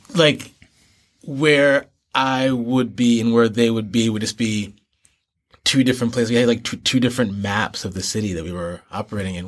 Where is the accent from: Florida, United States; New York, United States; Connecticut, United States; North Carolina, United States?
New York, United States; New York City; moved away as an adult; also born or lived in Boston / Newton; now in Beijing, China; I grew up in between New York and Boston. Um, so I went to middle school and the beginning of high school in Newton and then in Boston itself. And then moved back to the New York City area for high school